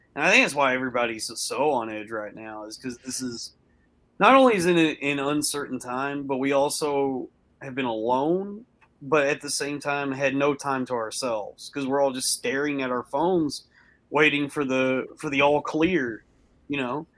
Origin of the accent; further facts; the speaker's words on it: the South, United States; I was, I was raised up in the South